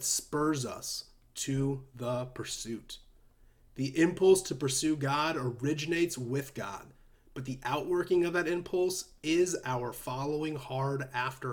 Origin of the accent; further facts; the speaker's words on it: United States; we as American Christians